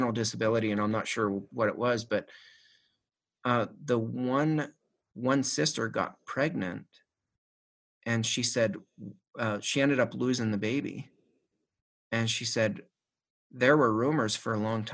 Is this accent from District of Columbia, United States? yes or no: no; Shanksville, Pennsylvania, United States; Mom still lives in the house that we grew up in Shanksville